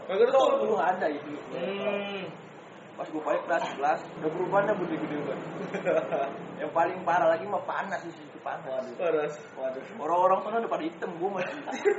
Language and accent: Indonesian; Lampung, Indonesia; now in Jakarta, Indonesia; gua dari Lampung